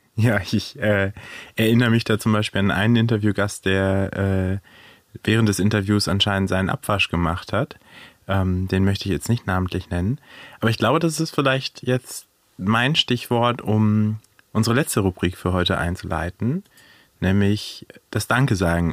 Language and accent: German; Hanover, Lower Saxony, Germany; accent: Hochdeutsch; now in Frankfurt, Germany; Ich komme ursprünglich aus Hannover, deswegen spreche ich auch ein wunderschönes Hochdeutsch